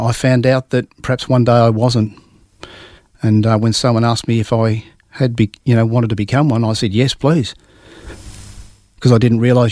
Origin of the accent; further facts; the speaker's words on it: Melbourne, Victoria, Australia; I grew up in South Caulfield, which is in Victoria, in a middle-class family.